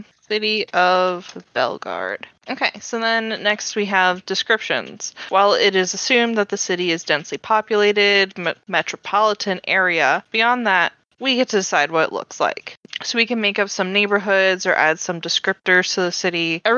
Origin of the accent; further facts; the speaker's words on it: United States; I'm from the New Jersey, New York area